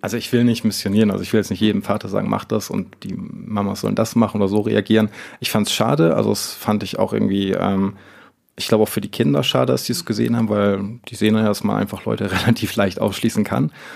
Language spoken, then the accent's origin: German; Northern Germany, Germany; moved away; ich komme gebürtig aus Norddeutschland